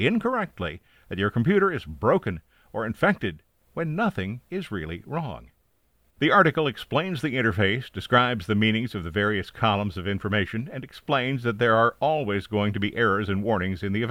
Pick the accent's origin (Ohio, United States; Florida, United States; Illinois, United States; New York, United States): Ohio, United States; Bellefontaine; my hometown Bell Fountain Examiner